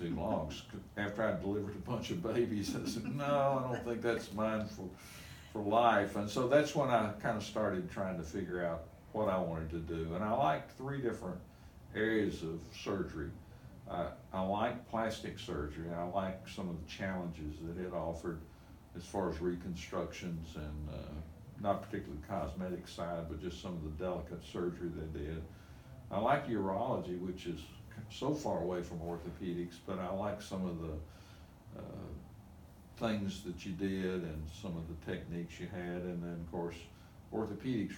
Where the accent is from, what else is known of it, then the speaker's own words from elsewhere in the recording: Nashville, Tennessee, United States; fourth grade to 12th grade, I spent in Donelson